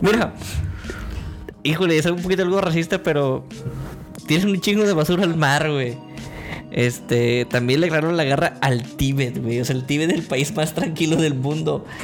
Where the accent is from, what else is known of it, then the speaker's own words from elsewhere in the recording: Mexico; Yo soy el más mexicano de este grupo de personas.